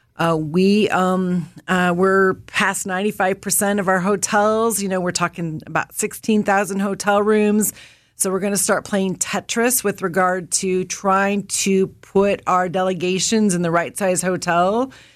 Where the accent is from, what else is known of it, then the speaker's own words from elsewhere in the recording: Indiana and Illinois, Midwest, United States; I'm a Midwesterner from Indiana and Illinois